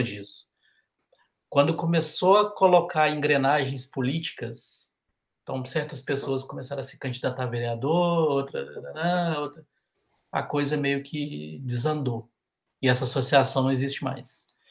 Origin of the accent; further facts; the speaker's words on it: Brazil; nós brasileiros